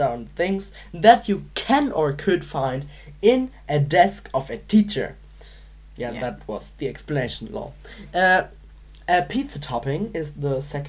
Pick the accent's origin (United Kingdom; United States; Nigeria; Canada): United Kingdom; Manchester, North West England; I'm from Manchester in Britain.